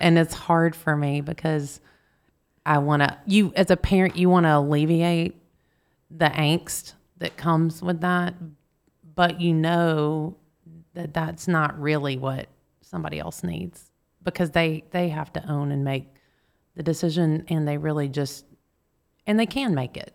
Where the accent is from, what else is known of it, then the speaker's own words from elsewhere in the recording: Marietta, Georgia, United States; also born or lived in East Point, Georgia / Snellville, Georgia / Rome, Georgia; when I was three, we moved to Marietta, Georgia. So that's where I go Marietta Blue Devils. That's where I grew up.